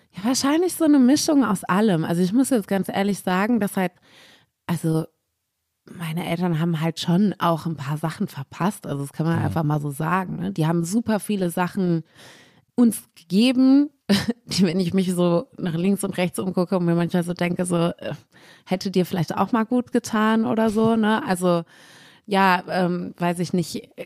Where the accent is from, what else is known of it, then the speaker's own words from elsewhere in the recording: Cologne, North Rhine-Westphalia, Germany; ich war erst auf dem Hansa-Gymnasium.